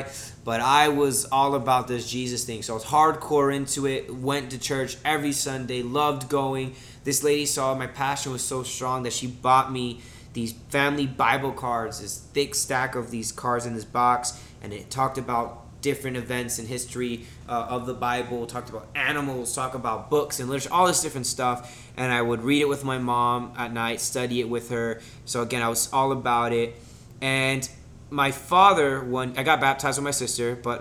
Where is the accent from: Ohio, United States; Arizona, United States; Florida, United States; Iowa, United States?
Florida, United States; Kissimmee; also born or lived in Miami, Florida; we moved back to Kissimmee. Well, moved to Kissimmee, all right, because I was born in Miami